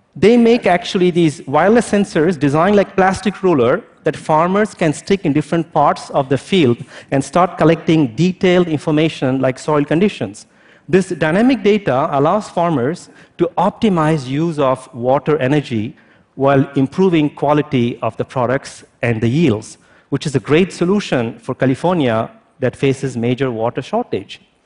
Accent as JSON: {"language": "English", "country": "India", "tie": "born or raised there", "also_born_or_lived": "France", "moved": "yes", "lives_now": "United States", "said": "As an Indian born French national who lives in the United States"}